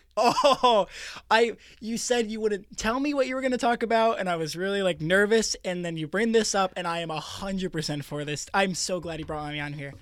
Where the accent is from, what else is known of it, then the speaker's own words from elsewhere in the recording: Washington, United States; I'm speaking for Washingtonians here